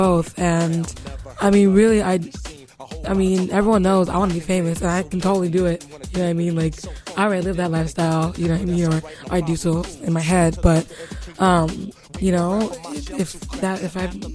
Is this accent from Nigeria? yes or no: yes; Nigeria; I'm Nigerian